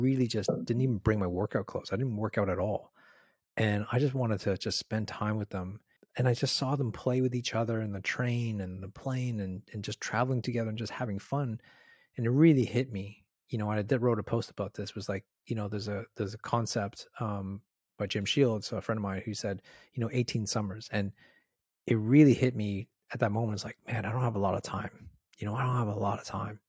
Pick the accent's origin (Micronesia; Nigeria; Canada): Canada; moved away as an adult; now in Australia; I'm from Canada.